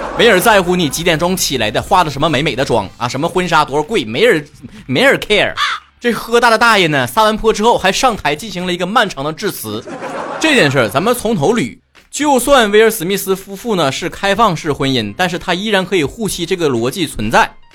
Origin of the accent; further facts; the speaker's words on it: China; 我深在国内